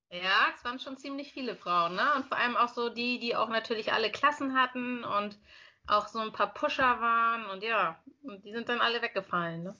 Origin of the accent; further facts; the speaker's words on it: Lübeck, Schleswig-Holstein, Germany; also born or lived in Bremen / Berlin; Also ich bin gebürtige Lübeckerin, bin dann nach Bremen gegangen mit 18